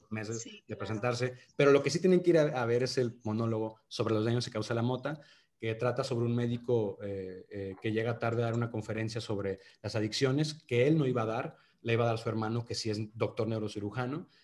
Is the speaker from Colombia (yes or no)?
no; Monterrey, Nuevo León, Mexico; accent: regio; soy regio y, tengo que cuidar mi acento cuando hago los castings y definir si lo voy a hacer en regio